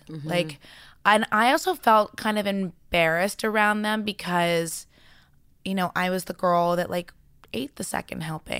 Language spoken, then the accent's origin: English; New York City, New York, United States; So I actually was in the ballet world growing up in New York City, super competitive.